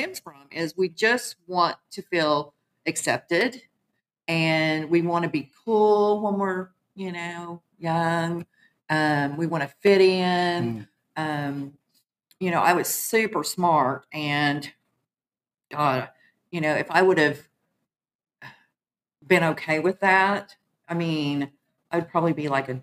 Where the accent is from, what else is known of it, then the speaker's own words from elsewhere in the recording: Muskogee, Oklahoma, United States; I'm originally from Muskogee, Oklahoma. I'm an Okie from Muskogee.